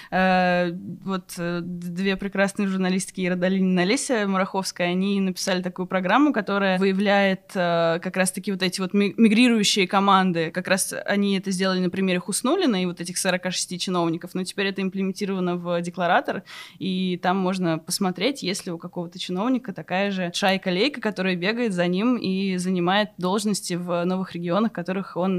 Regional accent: Kaliningrad Oblast, Russia; born there; я родился в Калининградской области

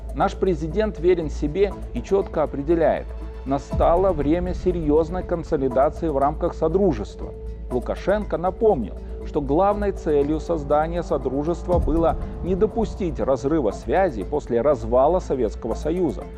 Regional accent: Belarus; мы, белорусы, наша Беларусь

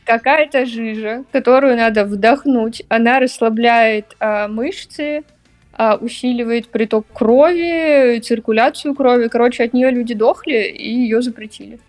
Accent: Saint Petersburg, Russia; Я родилась в Питере

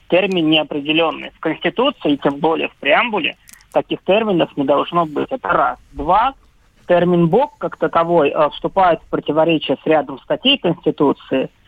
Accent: Russia; Я россиянин, потом так. я армянин.

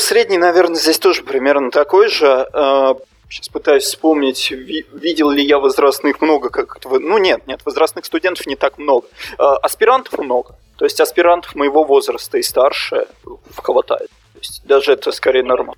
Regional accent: Russia; moved away; я из России

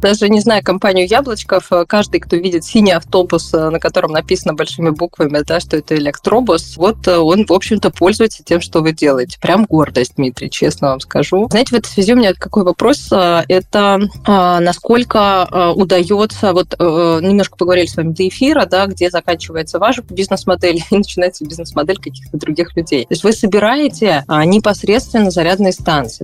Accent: Moscow, Russia; я москвич

